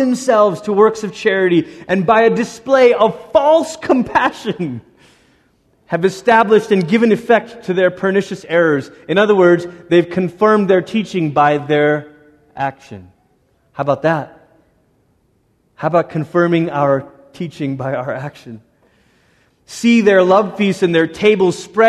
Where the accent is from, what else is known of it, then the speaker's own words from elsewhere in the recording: Malaysia; moved away; Growing up in Malaysia, the schools that my sister and I went to were built by Portuguese Catholic missionaries in the 1500s